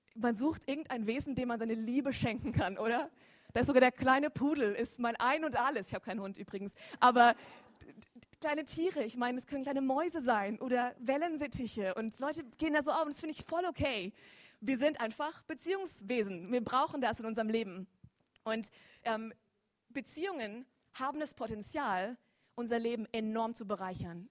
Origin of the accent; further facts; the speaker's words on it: Lörrach, Baden-Württemberg, Germany; Ich bin gebürtig auch aus Lörrach